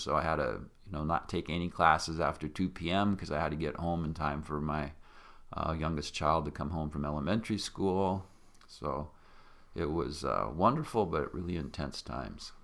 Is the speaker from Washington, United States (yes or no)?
yes; Yakima, Washington, United States; I grew up in Yakima, Washington